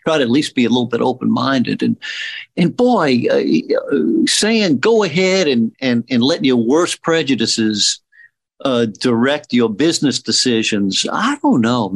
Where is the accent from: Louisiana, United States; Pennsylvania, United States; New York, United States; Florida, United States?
Louisiana, United States; my growing up in Louisiana.